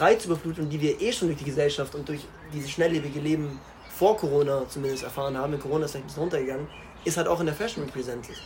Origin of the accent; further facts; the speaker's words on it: Starnberg, Bavaria, Germany; ich komme aus Starnberg